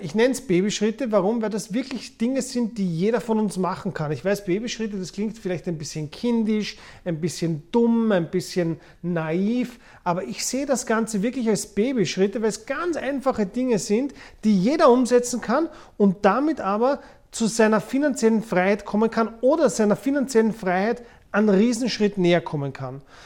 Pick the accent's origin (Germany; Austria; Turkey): Austria; Vienna; Ich bin in Wien geboren und aufgewachsen